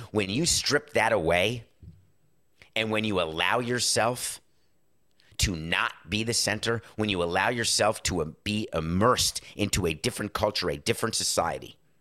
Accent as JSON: {"language": "English", "region": "New York", "country": "United States"}